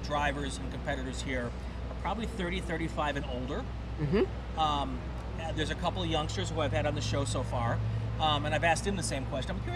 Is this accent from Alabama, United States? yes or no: no; Wisconsin, United States; I had the benefit of growing up in Wisconsin